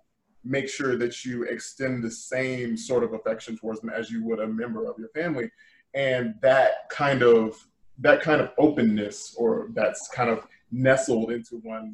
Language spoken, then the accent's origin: English; the South, United States; I've had many, many people disbelieve the fact that I'm from the South because I don't speak the way that they expect me to speak.